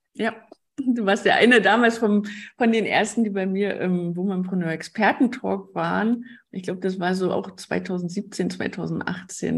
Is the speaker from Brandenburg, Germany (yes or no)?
yes; Brandenburg an der Havel, Brandenburg, Germany; Ich bin aus Brandenburg an der Havel, das ist in der Nähe von Berlin.